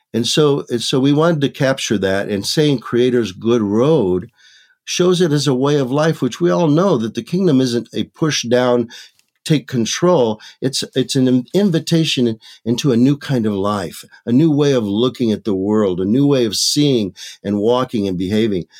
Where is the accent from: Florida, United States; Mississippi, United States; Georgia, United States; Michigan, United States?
Michigan, United States; now in Maricopa, United States; I was born and raised in Michigan